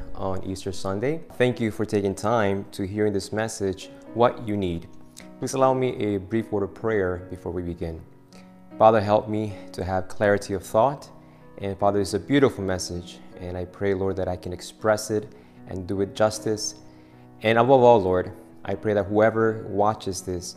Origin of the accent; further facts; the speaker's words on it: Argentina; moved away; I'm from Argentina